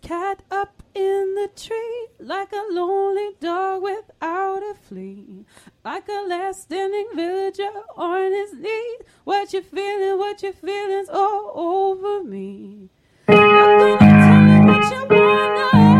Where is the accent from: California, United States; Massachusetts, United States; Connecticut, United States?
Connecticut, United States; Hartford; now in Brooklyn, United States; I'm from Hartford, Connecticut.